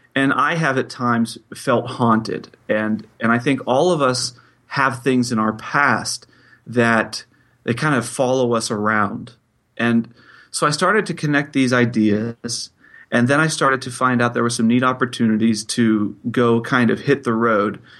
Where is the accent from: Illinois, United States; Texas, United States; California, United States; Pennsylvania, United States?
Pennsylvania, United States; Pittsburgh; I am from Pittsburgh, Pennsylvania.